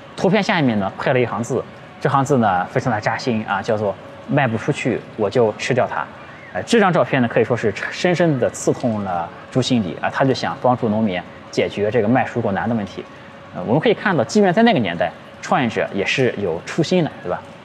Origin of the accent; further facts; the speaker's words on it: China; 我们中国人